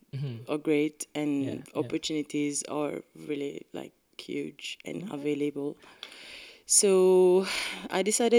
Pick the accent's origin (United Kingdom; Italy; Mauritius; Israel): Mauritius; moved away; So basically, I'm from Mauritius